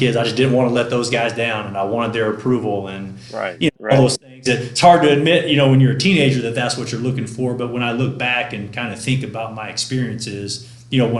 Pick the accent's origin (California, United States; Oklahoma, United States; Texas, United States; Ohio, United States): Texas, United States; East; I grew up in East Texas